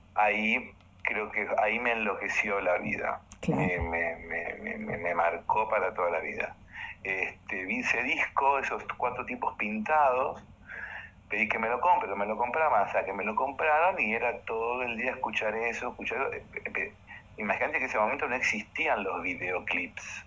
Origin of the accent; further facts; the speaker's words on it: Montevideo, Uruguay; now in Argentina; yo soy de Uruguay, vivía eh, en Uruguay y mi papá era camarógrafo, camarógrafo de Canal 5 de Montevideo